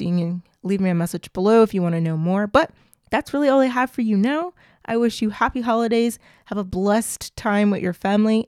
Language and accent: English; United States; also born or lived in Clermont-Ferrand, France; I'm very American.